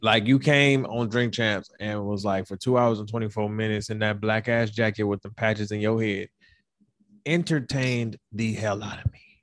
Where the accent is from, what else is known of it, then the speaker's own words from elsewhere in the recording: Detroit, Michigan, United States; I'm from Detroit